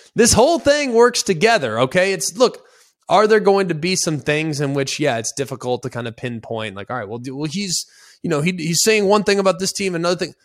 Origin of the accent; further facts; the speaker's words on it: Dallas, Texas, United States; I grew up in Dallas-Fort Worth